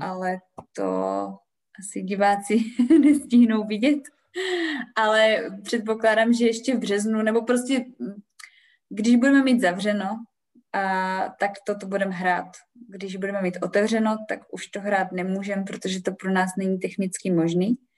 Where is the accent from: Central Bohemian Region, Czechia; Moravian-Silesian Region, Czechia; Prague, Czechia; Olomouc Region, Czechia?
Olomouc Region, Czechia; Olomouc; já jsem prostě z Olomouce, já jsem z Olomouci úplně uh, velice úzce spjatá